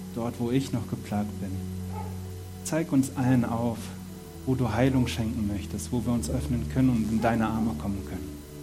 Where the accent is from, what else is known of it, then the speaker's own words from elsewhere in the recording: Germany; moved away as an adult; now in Switzerland; Ich komme aus Deutschland, bin jetzt fünf Jahre in der Schweiz